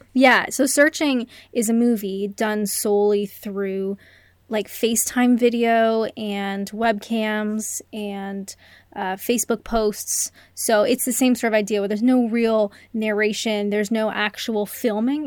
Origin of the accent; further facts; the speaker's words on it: Canada; I'm Canadian.